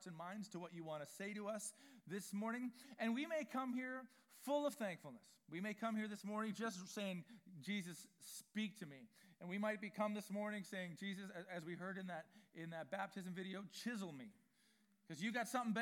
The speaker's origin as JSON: {"language": "English", "town": "Vancouver", "region": "British Columbia", "country": "Canada", "tie": "born or raised there", "said": "I grew up in East Vancouver"}